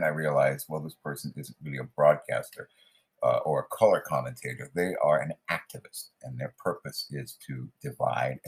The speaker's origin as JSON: {"language": "English", "region": "Southern California", "country": "United States", "tie": "born or raised there", "moved": "yes", "lives_now": "Queens, United States", "said": "I was raised in Southern California, Northern California"}